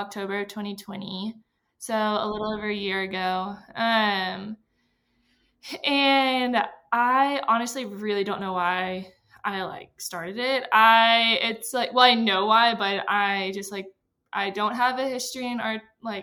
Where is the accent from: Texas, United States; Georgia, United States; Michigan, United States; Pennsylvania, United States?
Texas, United States; moved away as an adult; now in Denver, United States; I'm from Texas